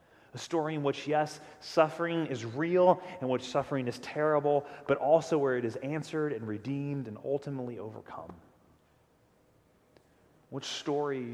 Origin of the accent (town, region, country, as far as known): United States